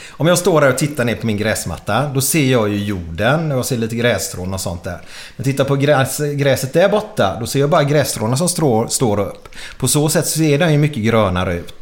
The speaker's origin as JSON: {"language": "Swedish", "town": "Gothenburg", "region": "Västra Götaland", "country": "Sweden", "tie": "born or raised there", "said": "jag är uppvuxen i Frölunda"}